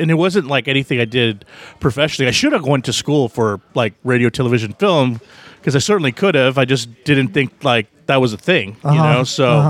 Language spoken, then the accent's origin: English; McAllen, Texas, United States; moved away as an adult; also born or lived in Laredo, Texas / Austin, Texas; now in New Orleans, United States; I grew up in South Texas, kind of grew up in McAllen, Texas, way down towards the bottom. And lived there for like 18 years, split time between there and Laredo, Texas, another border town just south of San Antonio. And kind of like lived all around Texas, lived in Austin